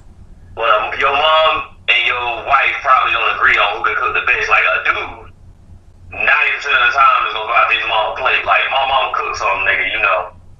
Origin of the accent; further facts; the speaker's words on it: the South, United States; I'm from the South